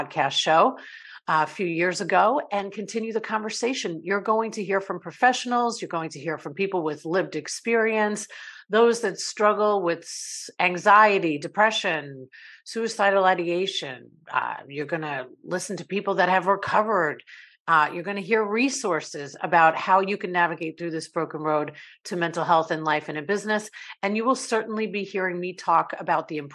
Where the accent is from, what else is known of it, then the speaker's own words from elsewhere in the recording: East Rockaway, New York, United States; moved away as an adult; also born or lived in Ireland; now in Tampa Bay, United States; from Ireland and immigrated to New York, and that's where I grew up